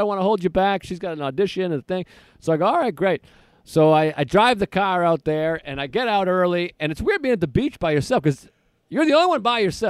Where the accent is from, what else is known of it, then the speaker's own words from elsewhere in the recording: New England, United States; I'm from New England